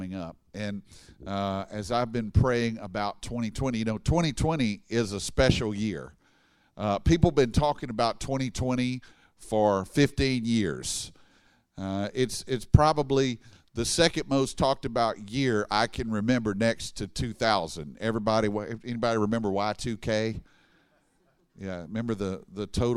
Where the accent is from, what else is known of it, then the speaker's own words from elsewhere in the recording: Baton Rouge, Louisiana, United States; I'm from Baton Rouge